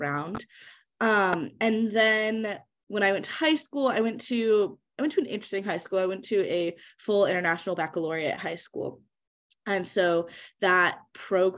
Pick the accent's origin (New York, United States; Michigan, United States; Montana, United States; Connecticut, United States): Michigan, United States; moved away as an adult; also born or lived in Southern California; now in Los Angeles, United States; I'm from Michigan, born and raised